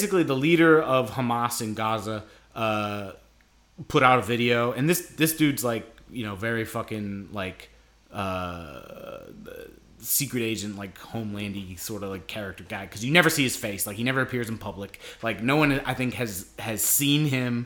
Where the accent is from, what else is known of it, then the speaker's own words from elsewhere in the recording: United States; as American citizens